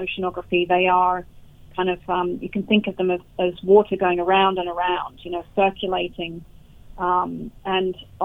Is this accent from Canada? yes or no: no; United Kingdom; where I grew up in the United Kingdom.